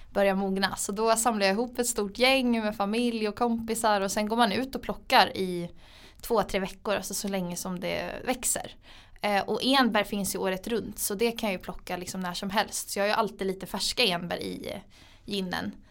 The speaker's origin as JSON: {"language": "Swedish", "region": "Gotland", "country": "Sweden", "tie": "born or raised there", "moved": "as an adult", "said": "så jag är från Gotland från början. Eh, min familj flyttade dit när jag var liten. Eh, för mina föräldrar startade ett hotell som heter Furillen. Så jag är egentligen uppvuxen på ett hotell"}